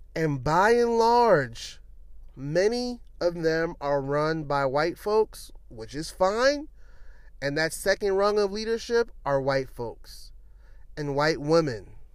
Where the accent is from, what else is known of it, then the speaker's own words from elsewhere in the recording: New York City, New York, United States; moved away as an adult; now in Washington, DC, United States; I'm from Brooklyn.